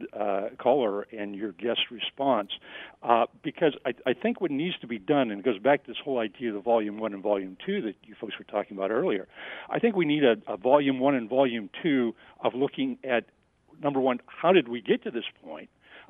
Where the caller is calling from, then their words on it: Youngstown, Ohio, United States; Well, actually, I'm calling from the Youngstown, Ohio area.